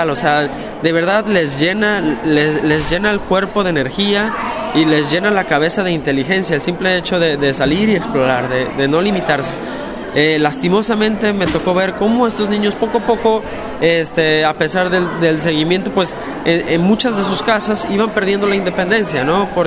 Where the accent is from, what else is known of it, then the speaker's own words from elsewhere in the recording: Guadalajara, Jalisco, Mexico; cuatro años ahora en una institución para ciegas en, Guadalajara, Guadalajara, México, que es la ciudad de donde yo soy.